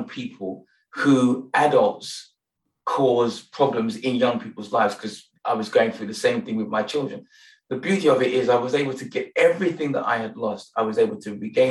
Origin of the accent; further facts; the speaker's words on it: Nigeria; now in London, United Kingdom; I'm Nigerian